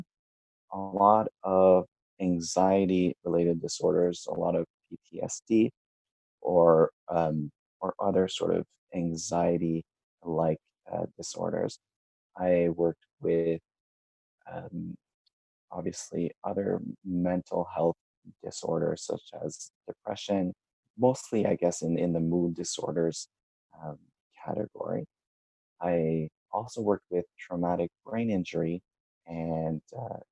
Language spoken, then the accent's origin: English; Canada; I'm a Canadian from, I initially studied in Ottawa.